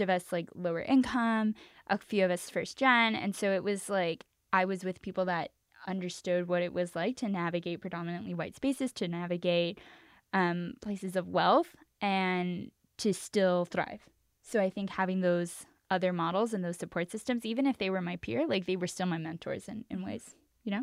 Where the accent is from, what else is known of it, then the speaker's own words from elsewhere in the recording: Los Angeles, California, United States; also born or lived in New York; I grew up in East Los Angeles, the real is three two three